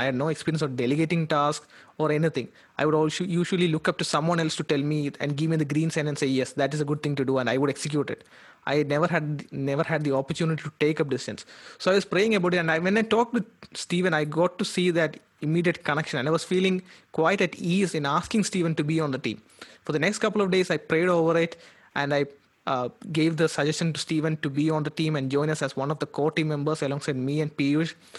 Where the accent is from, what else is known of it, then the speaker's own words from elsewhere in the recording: Kerala, India; moved away as an adult; also born or lived in Calcutta; I'm from Kerala.